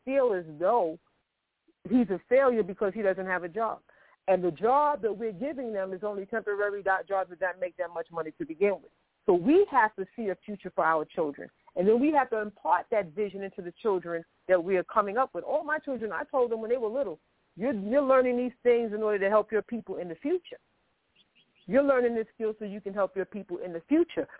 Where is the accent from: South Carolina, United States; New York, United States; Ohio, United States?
New York, United States; New York City; I grew up, I was born in Harlem Hospital in New York City. I grew up in public housing. I grew up in Queensbridge.